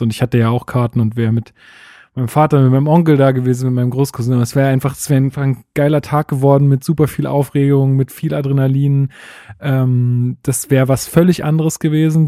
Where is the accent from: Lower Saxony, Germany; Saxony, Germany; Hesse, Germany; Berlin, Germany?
Berlin, Germany; bei uns in Berlin